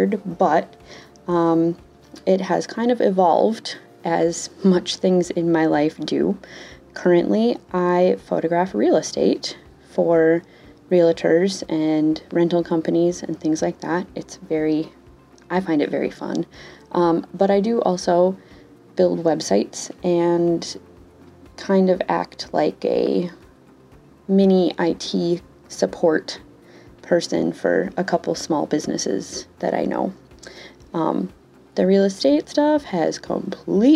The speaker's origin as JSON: {"language": "English", "region": "Wisconsin", "country": "United States", "tie": "born or raised there", "accent": "Wisconsin", "said": "I'm from Wisconsin. I have grown up here my entire life. And most recently, I was informed that I have an amazing Wisconsin accent"}